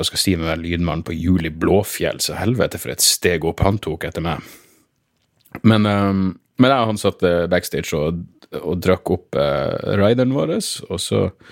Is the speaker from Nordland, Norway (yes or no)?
yes; Narvik, Nordland, Norway; heimbyen min